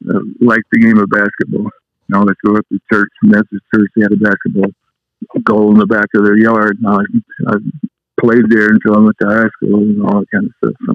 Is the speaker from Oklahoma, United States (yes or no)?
yes; Oklahoma, United States; now in El Paso, United States; Uh, El Paso is my hometown, and I, I, not hometown, but Oklahoma is my hometown.